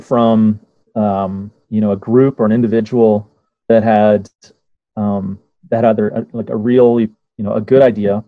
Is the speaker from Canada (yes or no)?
yes; Winnipeg, Manitoba, Canada; moved away as an adult; also born or lived in Toronto, Canada / Kigali, Rwanda; now in London, United Kingdom; I came from Winnipeg and studied, I grew up in the prairies, studied architecture in Winnipeg and Toronto